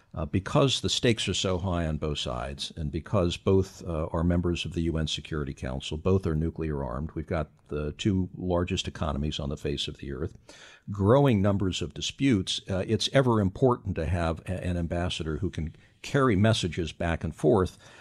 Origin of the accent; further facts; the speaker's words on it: Utah, United States; also born or lived in California / Washington, D.C.; Utah's home. I was, I was born and raised in California. I was raised in Utah.